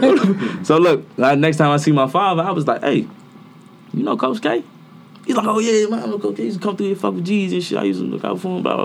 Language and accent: English; Washington, District of Columbia, United States; also born or lived in Atlanta / Prince George's County; I'm also from Southeast area, but not from Berry Farms